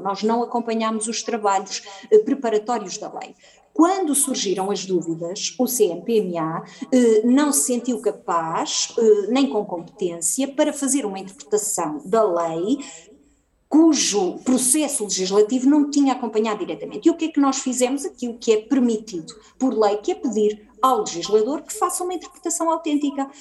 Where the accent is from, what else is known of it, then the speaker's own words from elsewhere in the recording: Oliveira de Azeméis, Aveiro District, Portugal; estou em Oliveira das Meias, de onde sou natural